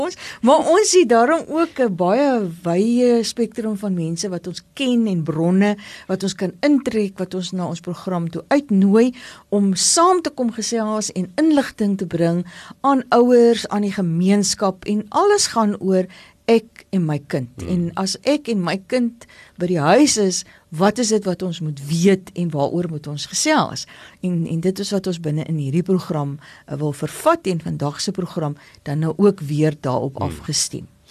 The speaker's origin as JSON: {"language": "Afrikaans", "town": "Paarl", "region": "Western Cape", "country": "South Africa", "said": "Ek kom uit die Parel uit."}